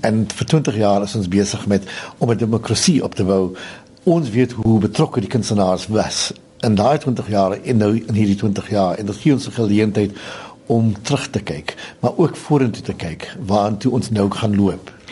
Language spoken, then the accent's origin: Afrikaans; South Africa; also born or lived in Grahamstown; as Suid-Afrikaners